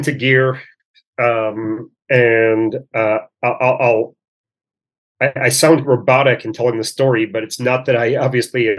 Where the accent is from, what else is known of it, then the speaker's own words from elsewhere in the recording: Chicago, Illinois, United States; moved away as an adult; also born or lived in Northern California / Virginia; now in Israel; My wife and I both grew up in Chicago